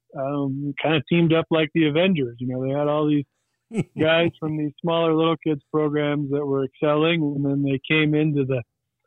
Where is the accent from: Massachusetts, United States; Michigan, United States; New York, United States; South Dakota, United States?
South Dakota, United States; Whitewood; I grew up in Whitewood